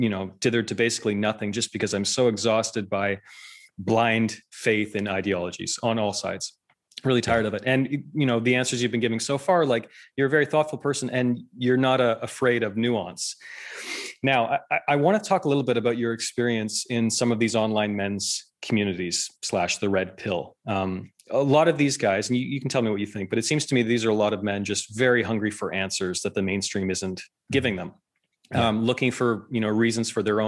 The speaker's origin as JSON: {"language": "English", "country": "Canada", "tie": "born or raised there", "said": "I'm Canadian. We grew up in Canada"}